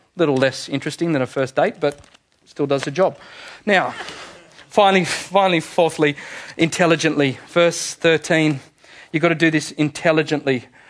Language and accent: English; Manly, New South Wales, Australia; I was born in Manly Hospital